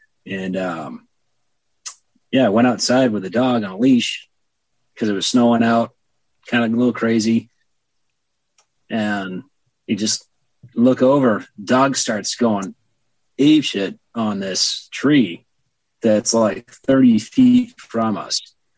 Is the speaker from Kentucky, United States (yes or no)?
no; Montana, United States; also born or lived in Texas / Massachusetts / Indiana; I was born in Texas and raised in Montana.